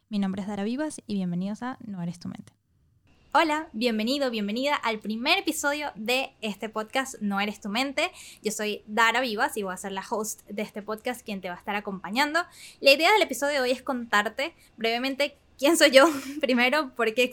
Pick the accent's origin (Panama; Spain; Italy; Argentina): Panama; yo no me entero que soy panameña también, como hasta que estaba en cuarto grado.